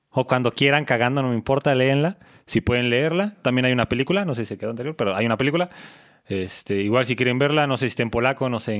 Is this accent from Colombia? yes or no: no; Mexico City, Mexico; accent: chilango; Porque yo escribo como hablo y hablo como chilango, así que está bien cabrón.